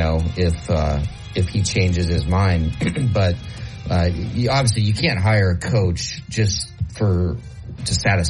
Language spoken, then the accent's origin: English; Nebraska, United States; I grew up in Nebraska. My parents are from South Dakota.